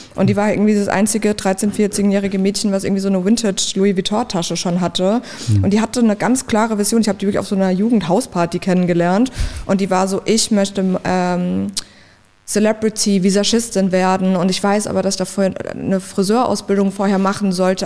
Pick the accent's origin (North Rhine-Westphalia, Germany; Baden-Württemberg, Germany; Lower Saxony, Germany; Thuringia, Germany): Baden-Württemberg, Germany; a village near Mannheim; now in Berlin, Germany; ich komme richtig vom Dorf aus der Nähe von Mannheim